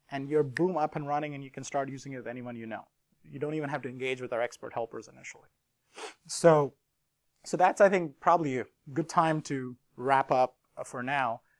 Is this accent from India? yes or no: yes; India; Everyone welcomed me. I never felt I was from India.